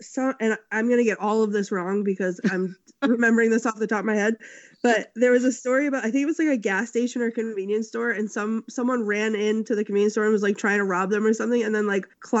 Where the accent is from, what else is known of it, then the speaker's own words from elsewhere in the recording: Massachusetts, United States; my home state of Massachusetts